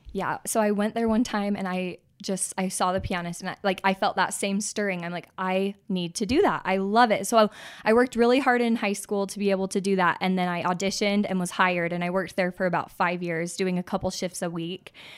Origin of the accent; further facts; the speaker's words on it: Utah, United States; born and raised in Utah, live in Draper.